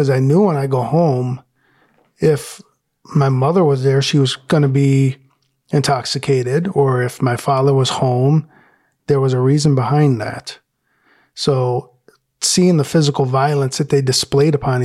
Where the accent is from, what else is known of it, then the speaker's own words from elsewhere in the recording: Detroit, Michigan, United States; I grew up in Detroit